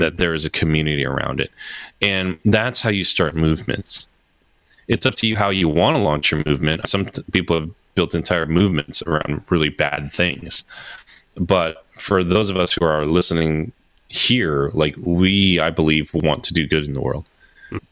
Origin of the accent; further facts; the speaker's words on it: New Jersey, United States; I'm from Jersey